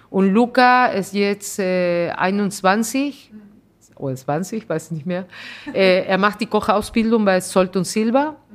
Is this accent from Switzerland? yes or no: no; Peru; now in Germany; Ich bin Peruanerin, aber ich bin Deutsche und ich bin alles.